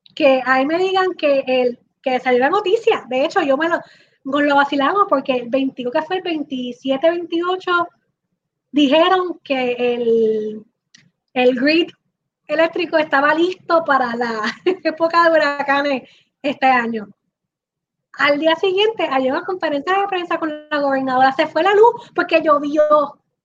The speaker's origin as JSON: {"language": "Spanish", "country": "Puerto Rico", "said": "somos como cuatro puertorriqueños"}